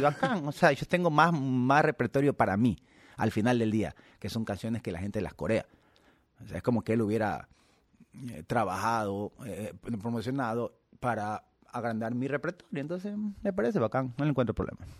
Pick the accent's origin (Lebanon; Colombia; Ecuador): Ecuador; soy ecuatoriano